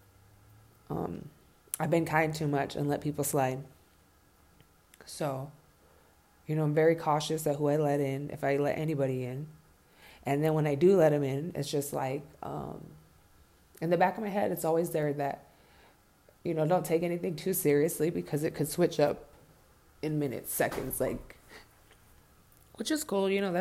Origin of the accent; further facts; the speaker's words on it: California, United States; also born or lived in Ventura / Oxnard; now in Denver, United States; I was born in Cali and my foundation was there